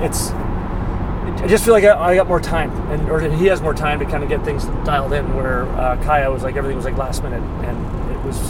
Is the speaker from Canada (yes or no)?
yes; Canada; moved away; we grew up in Canada